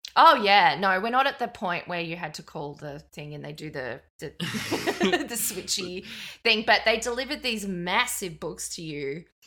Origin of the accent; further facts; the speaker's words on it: Brisbane, Queensland, Australia; I'm from Brisbane